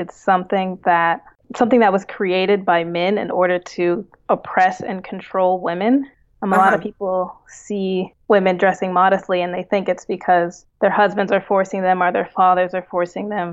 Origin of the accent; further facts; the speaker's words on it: United States; I was born and raised in the United States